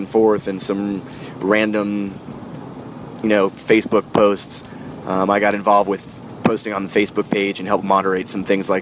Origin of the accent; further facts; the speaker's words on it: Florida, United States; growing up in the Florida metal scene